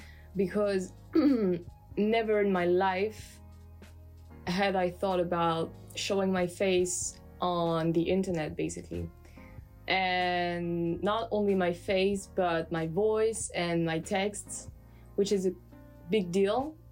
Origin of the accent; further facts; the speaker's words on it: France; accent: French; English is a second language; Like, well, there's my accent, which I don't mind, because sometimes I listen to myself and I say, and I'm like, okay, now there I sound French, or there my accent's getting better.